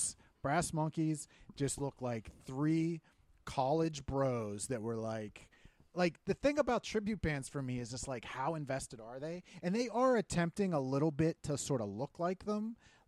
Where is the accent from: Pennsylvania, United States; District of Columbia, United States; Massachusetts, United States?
Pennsylvania, United States; Irwin; in my hometown, or I was talking to somebody about this, they took that old theater, movie theater, and they redid it, and it's beautiful. The Lamp, right? Yeah. In Irwin.